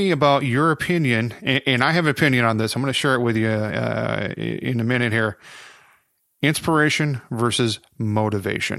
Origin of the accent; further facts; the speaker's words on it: Rockford, United States; my hometown Rockford